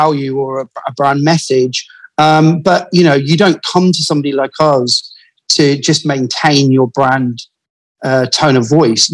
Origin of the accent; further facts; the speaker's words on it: Glasgow, Scotland, United Kingdom; also born or lived in Paisley; I'm originally from Glasgow